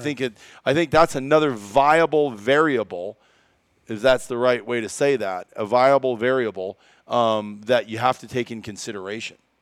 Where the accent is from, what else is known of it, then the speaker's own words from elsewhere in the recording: Iowa, United States; growing up in Iowa